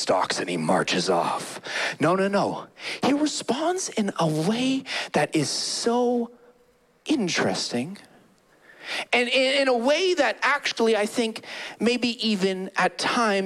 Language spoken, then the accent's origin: English; Calgary, Alberta, Canada; I grew up in Calgary, born and raised in Calgary